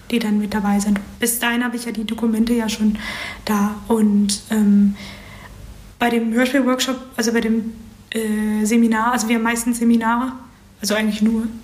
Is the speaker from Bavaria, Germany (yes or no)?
no; Berlin, Germany